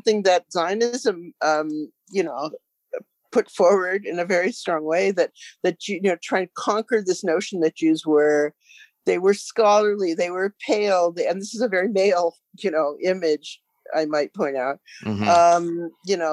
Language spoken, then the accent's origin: English; United States; now in Canada; I'm originally from the States